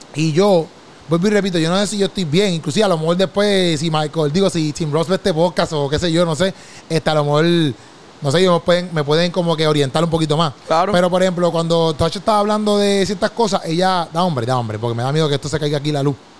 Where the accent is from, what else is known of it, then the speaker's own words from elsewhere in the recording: Puerto Rico; moved away; Cuando yo regreso a Puerto Rico